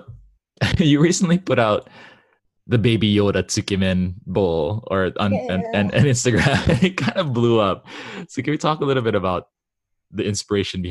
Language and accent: English; United States